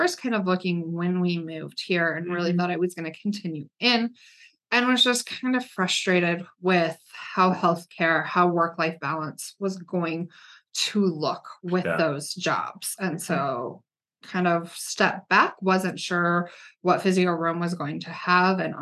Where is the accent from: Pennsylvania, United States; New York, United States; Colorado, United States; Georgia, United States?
Colorado, United States; Gypsum; also born or lived in Florida; I spent most of my life growing up in Colorado, grew up in the mountains in Gypsum, Colorado